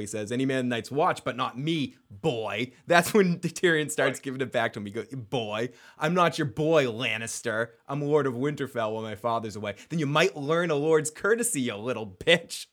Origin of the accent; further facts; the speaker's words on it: Massachusetts, United States; I am a bastard from Massachusetts